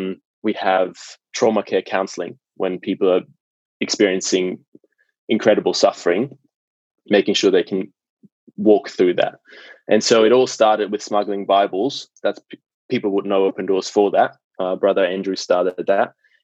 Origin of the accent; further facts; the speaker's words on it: Basel, Basel-Stadt, Switzerland; English is a second language; moved away as an adult; now in Australia; I was born in Basel in Switzerland, in the beginning.